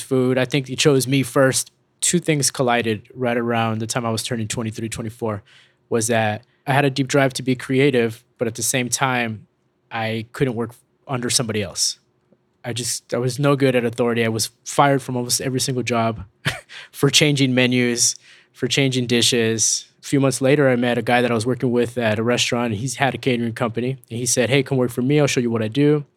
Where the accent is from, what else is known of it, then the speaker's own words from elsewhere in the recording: El Paso, Texas, United States; We grew up in West Texas